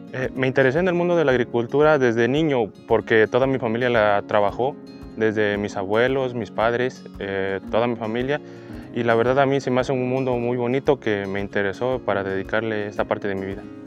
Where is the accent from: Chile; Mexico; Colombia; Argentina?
Mexico; San José del Progreso, Oaxaca; yo soy originario de la comunidad de San José del Progreso